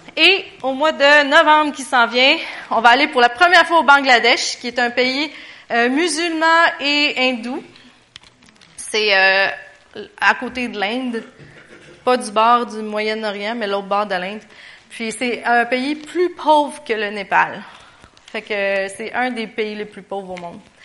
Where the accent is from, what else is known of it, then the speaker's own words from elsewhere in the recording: Quebec, Canada; on était six Québécois à y aller